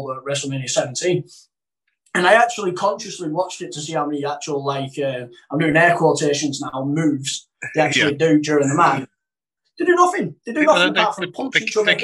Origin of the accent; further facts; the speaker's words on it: the north of England, United Kingdom; I'm not a Cockney, I'm a Northerner